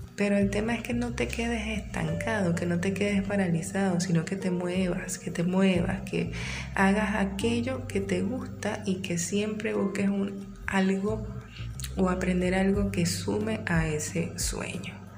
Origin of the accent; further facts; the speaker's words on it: San Félix, Bolívar, Venezuela; also born or lived in Maturín; now in Caracas, Venezuela; Después que yo salí de San Félix eh, y me interné en Maturín